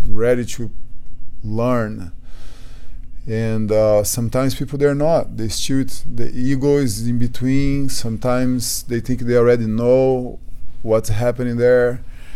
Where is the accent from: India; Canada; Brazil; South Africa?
Brazil; English is a second language; moved away as an adult; also born or lived in London, United Kingdom; now in United States; I came from Brazil, from the low